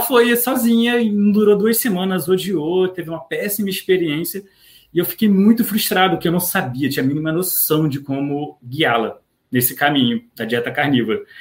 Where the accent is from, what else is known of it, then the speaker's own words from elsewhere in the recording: Rio de Janeiro, Brazil; also born or lived in Niterói; eu sou do Rio de Janeiro, é, eu moro especificamente em Niterói